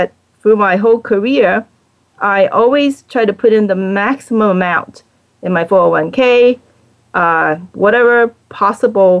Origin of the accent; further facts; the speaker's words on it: Hong Kong; now in United States; I'm originally from Hong Kong